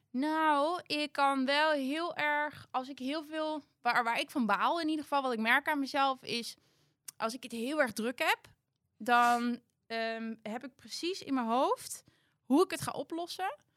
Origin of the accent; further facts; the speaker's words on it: Ingen, Gelderland, Netherlands; Ja, nou, ehm, ik kom uit Betuwe, uit Inge. Maar ik heb nu een hele grote schoonfamilie die helemaal uit Brabant komt.